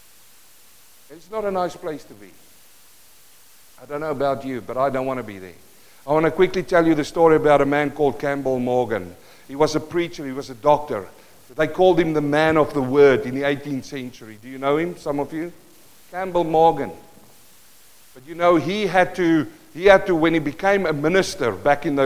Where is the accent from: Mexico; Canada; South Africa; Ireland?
South Africa; first language Afrikaans; English is a second language; moved away; Living in South Africa. I speak Afrikaans, Mark. Afrikaans. English is my second language.